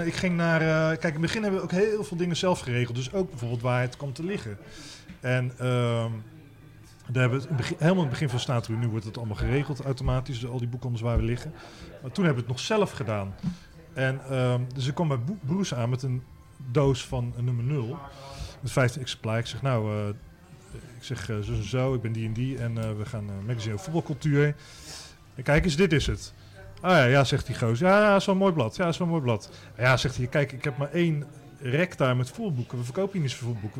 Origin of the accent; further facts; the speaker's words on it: Rotterdam, South Holland, Netherlands; ik kom zelf van oorsprong uit Rotterdam